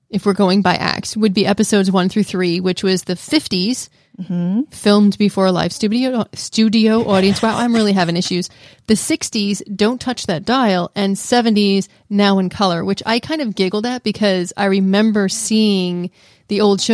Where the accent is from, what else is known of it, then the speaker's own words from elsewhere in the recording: New York, United States; We're from New York, so we don't really get like these massive downpours of like 10 minutes and stops.